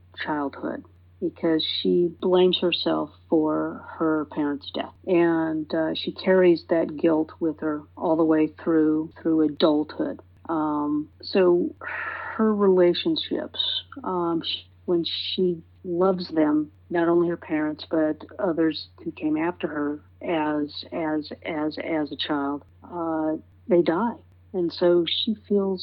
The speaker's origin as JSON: {"language": "English", "area": "San Francisco Bay Area", "region": "California", "country": "United States", "tie": "born or raised there", "said": "I grew up in the San Francisco Bay Area"}